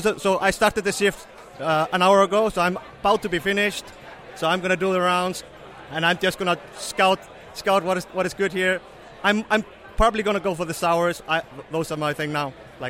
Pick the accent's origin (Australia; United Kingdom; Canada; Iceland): Iceland; Vestmannaeyjar, Southern Region; we're from Iceland, a small island south of Iceland called Vestmannaeyjar. Very beautiful place.